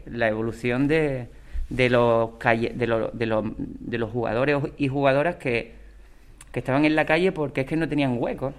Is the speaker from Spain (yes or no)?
yes; Ubrique, Andalusia, Spain; cuando llegue a mi pueblo